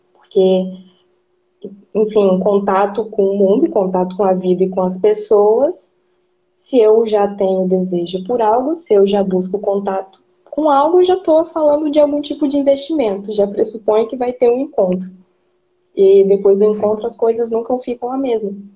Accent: Brazil; enquanto brasileiro

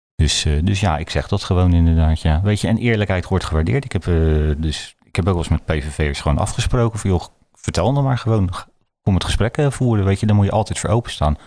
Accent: Rotterdam, South Holland, Netherlands; ik kom uit Rotterdam-Zuid. En ik heb altijd geleerd, daar in Zuid

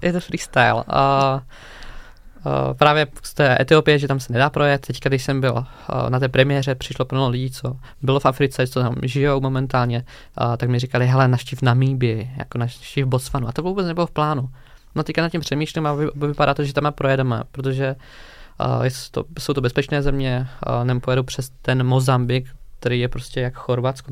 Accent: Hranice, Olomouc Region, Czechia; k nám domů do Hraní za Moravy

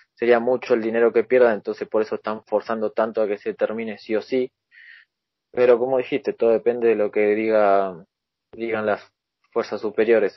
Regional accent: Argentina; soy de Argentina

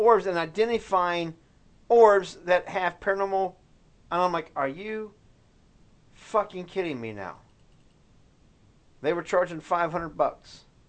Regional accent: United States; dude, I pay my taxes. I'm free American.

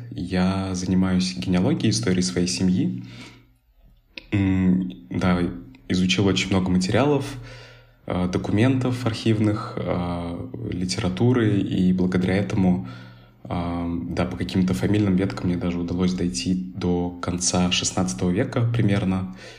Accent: Kazan, Tatarstan, Russia; also born or lived in Tashkent, Uzbekistan / Moscow, Russia; now in Berlin, Germany; родился я сам в Ташкенте, в татарской семье, а, вырос впоследствии в, в Татарстане, в Казани

